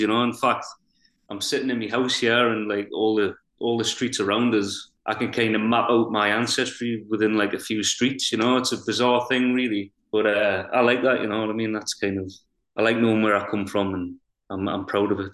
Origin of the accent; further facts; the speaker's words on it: North Shields, North East England, United Kingdom; I'm from North Shields on Tyneside. I've always lived here, I've grown up here.